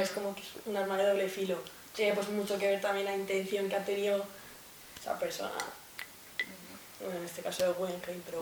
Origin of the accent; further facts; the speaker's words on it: Logroño, La Rioja, Spain; moved away as an adult; now in Salamanca, Spain; Tengo 21 años, eh, pues nací en Logroño, pero estoy en Salamanca